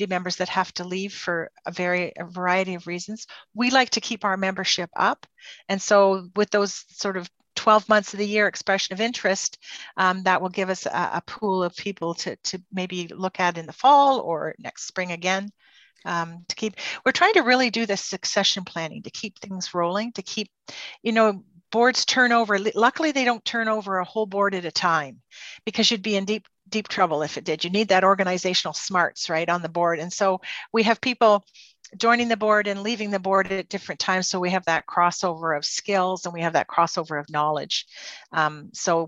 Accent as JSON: {"language": "English", "town": "Port Hope", "region": "Ontario", "country": "Canada", "tie": "born or raised there", "also_born_or_lived": "Peterborough", "said": "I grew up in Port Hope. This is my home community."}